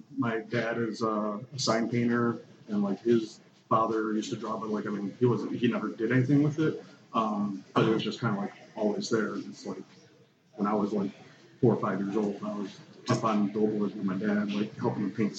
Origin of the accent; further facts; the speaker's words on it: Detroit, Michigan, United States; Which I was born and raised in Detroit.